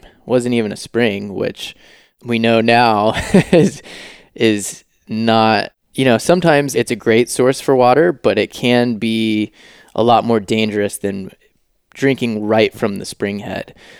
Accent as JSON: {"language": "English", "region": "Georgia", "country": "United States", "tie": "born or raised there", "also_born_or_lived": "Los Angeles / San Francisco", "moved": "yes", "lives_now": "Maui, United States", "said": "I was born in Georgia"}